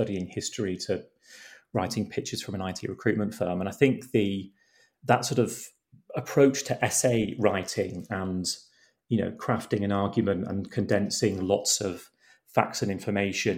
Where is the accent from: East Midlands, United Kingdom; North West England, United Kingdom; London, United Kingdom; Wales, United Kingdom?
East Midlands, United Kingdom; Boston; we moved to Boston in Lincolnshire when I was, I think, about 12. So like most sort of teenagers growing up in Lincolnshire